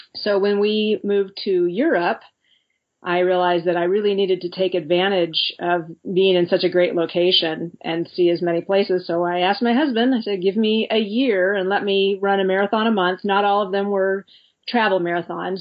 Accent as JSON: {"language": "English", "country": "United States", "said": "being an American"}